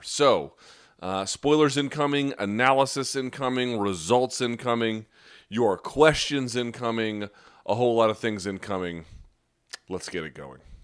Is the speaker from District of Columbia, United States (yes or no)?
yes; Washington, District of Columbia, United States; my hometown, of Washington, D C